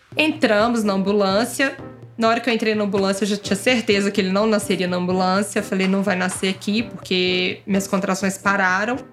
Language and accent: Portuguese; Belo Horizonte, Minas Gerais, Brazil; moved away as an adult; also born or lived in São Paulo; a gente resolveu vir para Belo Horizonte passar a pandemia aqui, com a nossa família, porque somos de BH.